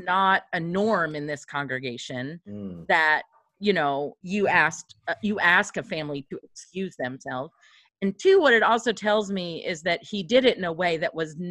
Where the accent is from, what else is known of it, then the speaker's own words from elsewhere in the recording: near Nashville, Tennessee, United States; I grew up near Nashville